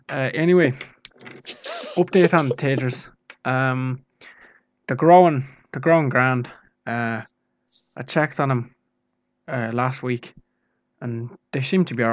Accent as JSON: {"language": "English", "country": "Ireland", "said": "I know exactly what I'm doing. I'm Irish."}